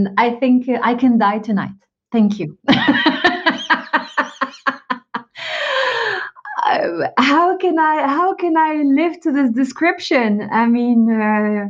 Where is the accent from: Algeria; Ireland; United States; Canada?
Algeria; now in France; I'm an immigrant, but not in the US. I'm based in France. I was born in Algeria